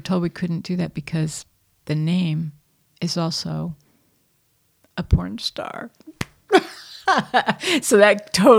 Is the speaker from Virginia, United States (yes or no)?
no; San Diego, California, United States; also born or lived in all over; I'm from San Diego. Well, I'm from all over, but I lived most of my, you know, teen years and young adult years in San Diego, and my family settled there.